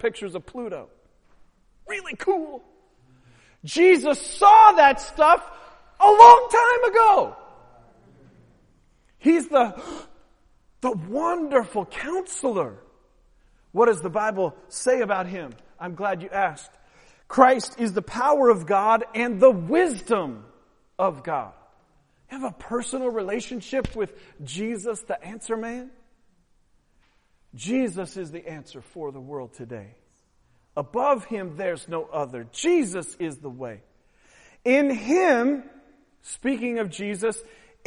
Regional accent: Pacific Northwest, United States; now in Baltimore, United States; born and raised in the Pacific Northwest

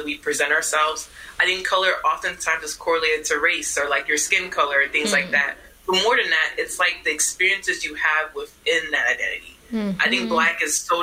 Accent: Houston, Texas, United States; I grew up in Houston, Texas, but everyone in my family is from Ghana

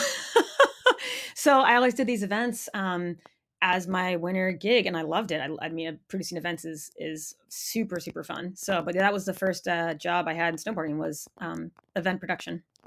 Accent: Maine, United States; moved away; I grew up in Maine in a really small town.

